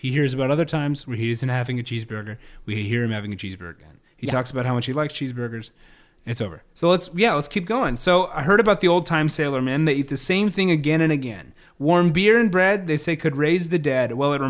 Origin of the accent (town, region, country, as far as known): United States